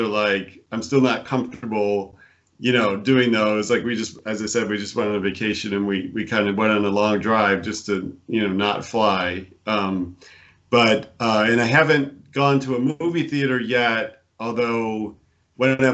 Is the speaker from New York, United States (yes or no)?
yes; Buffalo, New York, United States; moved away as an adult; also born or lived in Connecticut; I was born in Buffalo, New York, and I grew up there